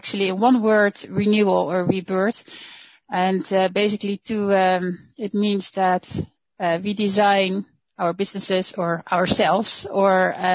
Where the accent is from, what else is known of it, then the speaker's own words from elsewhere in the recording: Netherlands; moved away as an adult; now in Germany; I'm Dutch. I'm from the Netherlands.